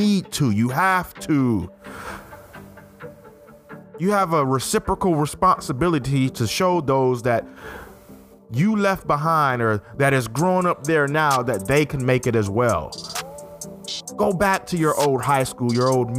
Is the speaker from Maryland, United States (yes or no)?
no; Fairfield, Alabama, United States; also born or lived in Syracuse, New York / Wilsonville, Alabama; Raised most of my life in Fairfield, Alabama